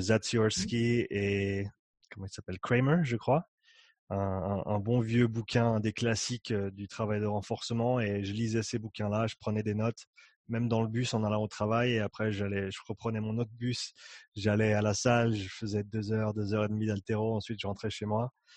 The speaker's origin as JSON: {"language": "French", "town": "Nyon", "region": "Vaud", "country": "Switzerland", "tie": "born or raised there", "also_born_or_lived": "Canada / Australia", "moved": "as an adult", "said": "j'ai grandi ici, j'ai grandi à Nyon."}